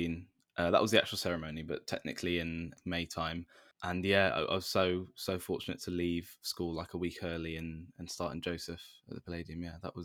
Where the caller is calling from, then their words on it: London, United Kingdom; From the flat I'm in, southeast London. Yeah, just in my little room.